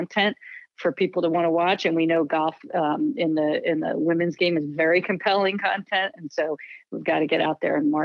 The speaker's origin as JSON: {"language": "English", "town": "Philadelphia", "region": "Pennsylvania", "country": "United States", "said": "I was from the Philadelphia area"}